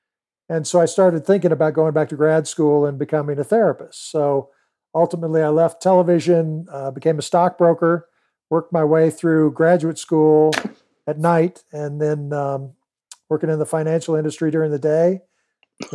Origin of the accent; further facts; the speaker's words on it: California, United States; moved away; also born or lived in Georgia / Kailua, Hawaii; I grew up in California